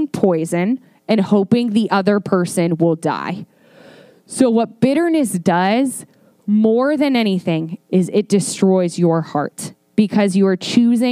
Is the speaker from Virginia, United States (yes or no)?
yes; Northern Virginia, United States; moved away; I'm from Northern Virginia and I have a little thing called Snow Pride